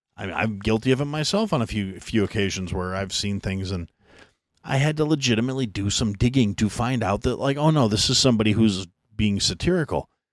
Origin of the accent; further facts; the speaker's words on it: United States; an American who was born in the United States and raised under that concept